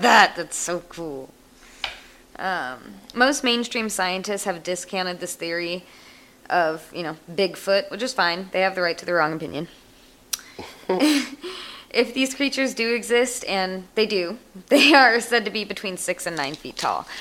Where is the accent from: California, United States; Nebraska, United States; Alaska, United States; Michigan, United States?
California, United States; Shaver Lake; my hometown, Shaver Lake, California